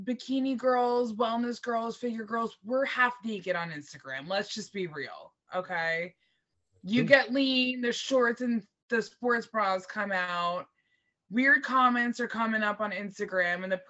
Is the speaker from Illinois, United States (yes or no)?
no; New Jersey, United States; it's my home state. It's in Jersey